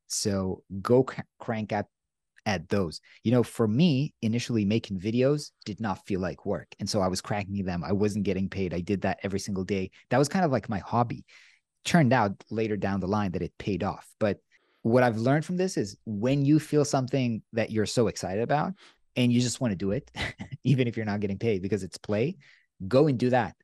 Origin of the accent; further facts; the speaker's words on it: Israel; I'm from Israel